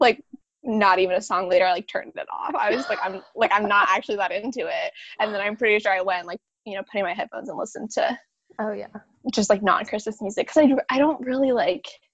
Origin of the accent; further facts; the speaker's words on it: Bay Area, California, United States; moved away; I grew up in the Bay Area